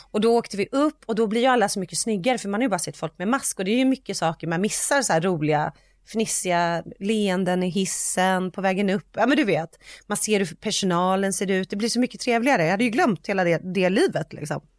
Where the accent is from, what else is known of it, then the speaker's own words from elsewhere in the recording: Sweden; men det vet ju vi för att vi är svenskar.